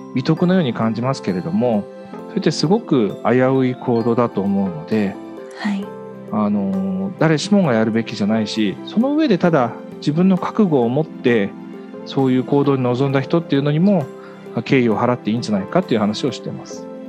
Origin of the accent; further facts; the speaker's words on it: Miyagi, Japan; 私もそこを卒業してたので出身の宮城県にある